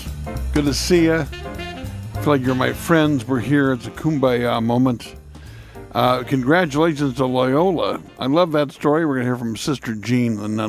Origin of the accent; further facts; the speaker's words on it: Indiana, United States; my home state